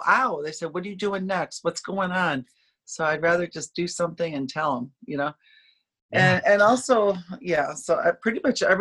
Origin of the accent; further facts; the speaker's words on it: upstate New York, United States; moved away as an adult; now in Orlando, United States; I grew up in upstate New York. People that don't know New York, I grew up in the farm country in New York